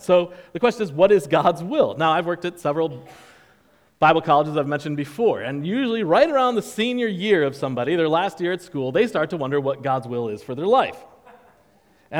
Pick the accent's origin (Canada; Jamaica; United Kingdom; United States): United States; New York; now in Charleston, United States; I'm from New York